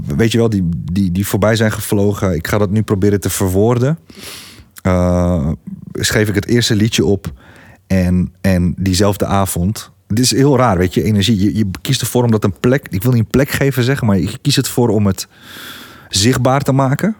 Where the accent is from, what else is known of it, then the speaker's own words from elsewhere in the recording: Gorinchem, South Holland, Netherlands; ik kom uit Gorkum